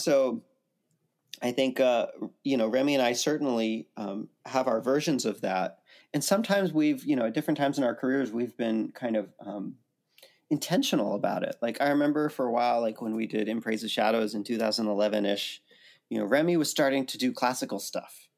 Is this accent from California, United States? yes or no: yes; Santa Cruz, California, United States; also born or lived in New York / Princeton, New Jersey; now in Nashville, United States; I grew up in Santa Cruz, California